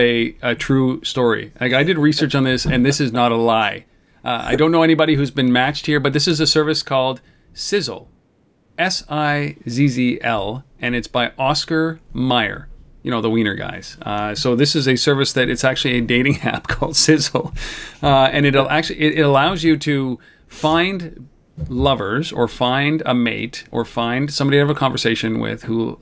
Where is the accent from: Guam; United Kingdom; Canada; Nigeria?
Canada; we're Canadian. We're a nation of beer drinkers.